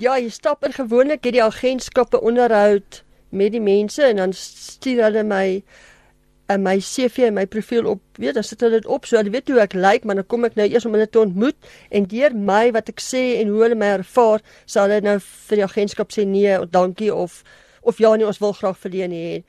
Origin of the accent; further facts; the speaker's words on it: Germiston, Gauteng, South Africa; moved away as an adult; now in Pretoria, South Africa; Ek is gebore en getoe in Germiston Primrose en ek is nou af op 15 jaar in Pretoria.